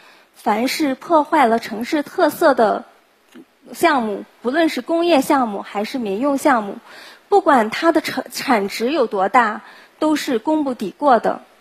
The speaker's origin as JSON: {"language": "Chinese", "town": "Lanzhou", "region": "Gansu", "country": "China", "tie": "born or raised there", "said": "所以兰州就成了我的故乡。"}